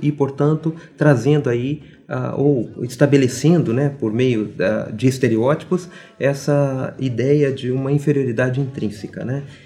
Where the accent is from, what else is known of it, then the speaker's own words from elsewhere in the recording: Brazil; nós somos africanos, somos indígenas e somos europeus e somos brasileiros